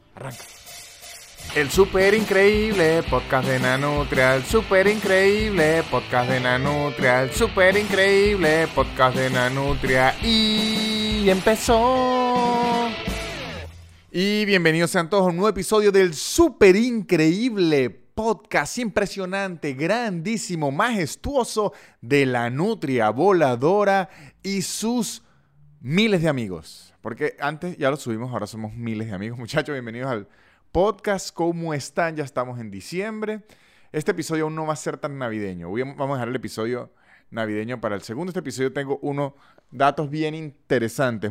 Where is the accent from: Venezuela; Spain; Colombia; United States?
Venezuela; moved away; also born or lived in Caracas; soy de San Todo y allá McDonald's no era 24 horas